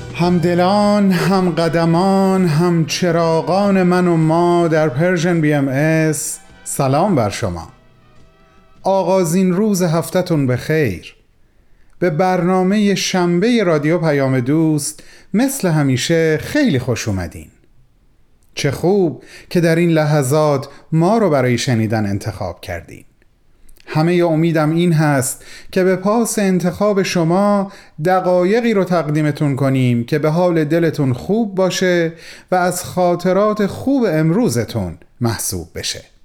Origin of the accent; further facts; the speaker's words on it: Iran; first language Persian; moved away; کسانی که مثل من دور از ایران زندگی میکنن